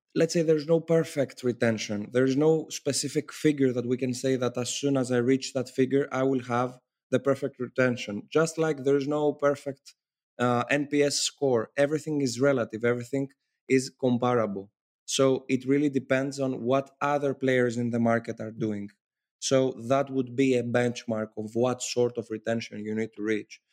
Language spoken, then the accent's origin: English; Athens, Attica, Greece; I come from Athens, Greece, and I'm currently based in Athens, Greece